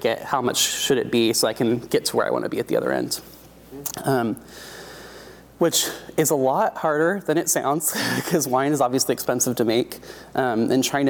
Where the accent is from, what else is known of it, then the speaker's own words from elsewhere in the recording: Oregon, United States; I'm born and raised in Oregon